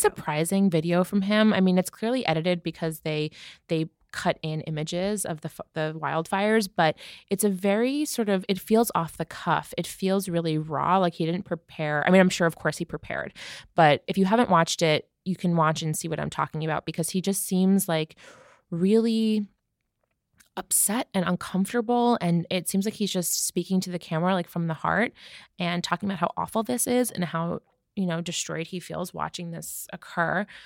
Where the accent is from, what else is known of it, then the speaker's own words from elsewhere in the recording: New York, United States; I'm a New Yorker